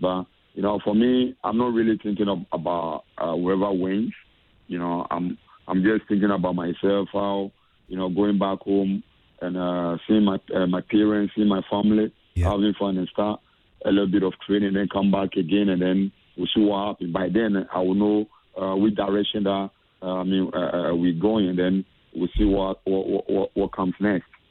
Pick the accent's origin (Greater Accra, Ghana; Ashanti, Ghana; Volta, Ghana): Greater Accra, Ghana; Accra; moved away; as a Ghanaian and coming from the same area